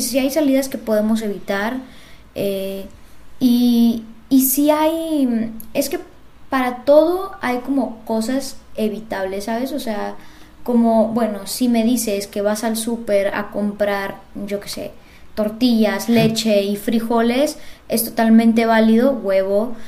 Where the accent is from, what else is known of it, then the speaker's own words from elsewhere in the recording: Monterrey, Nuevo León, Mexico; yo soy de Monterrey, formo parte del área metropolitana